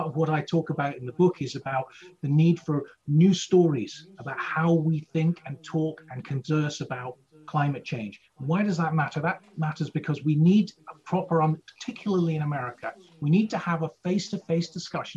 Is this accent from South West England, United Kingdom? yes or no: no; Scotland, United Kingdom; now in United States; I'm a Scot